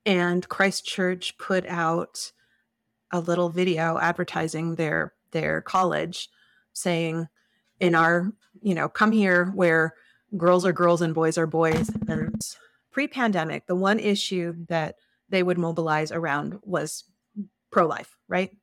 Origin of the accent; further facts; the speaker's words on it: Plymouth, New Hampshire, United States; now in Moscow, Idaho, United States; I grew up in the Starking U U Fellowship in Plymouth, New Hampshire